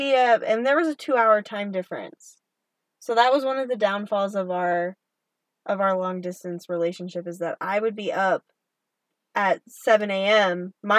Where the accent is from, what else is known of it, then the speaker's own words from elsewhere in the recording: Oklahoma, United States; accent: Oklahoma; moved away; I'm going to get my Oklahoma accent during this episode.